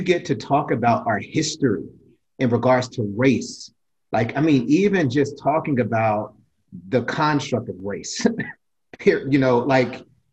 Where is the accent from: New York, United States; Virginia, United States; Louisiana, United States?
Virginia, United States; Alexandria; I'm from here. This right. is my hometown.